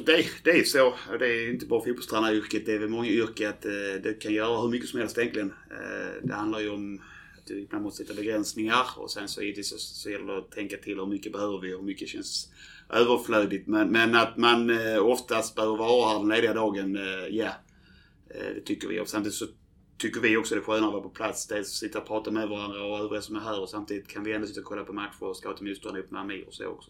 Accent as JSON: {"language": "Swedish", "town": "Landskrona", "region": "Skåne", "country": "Sweden", "tie": "born or raised there", "said": "jag är ju född i Landskrona"}